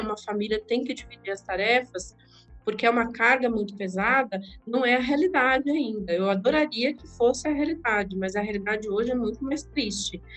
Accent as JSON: {"language": "Portuguese", "town": "Diadema", "region": "São Paulo", "country": "Brazil", "tie": "born or raised there", "also_born_or_lived": "sertão de Alagoas, Brazil", "said": "Cresci na periferia de Diadema"}